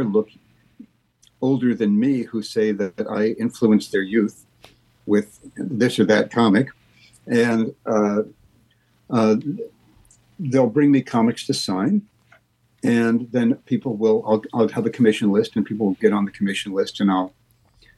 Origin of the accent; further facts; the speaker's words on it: Lincoln, Nebraska, United States; moved away; I'm going to go to my hometown and live there for maybe 6 months, Lincoln, Nebraska